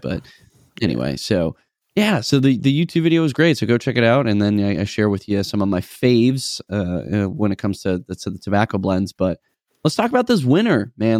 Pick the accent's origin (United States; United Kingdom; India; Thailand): United States; New England; moved away; us growing up in New Englandish area